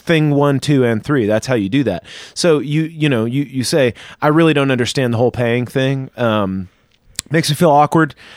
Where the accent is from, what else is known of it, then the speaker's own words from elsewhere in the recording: the South, United States; I was raised in the South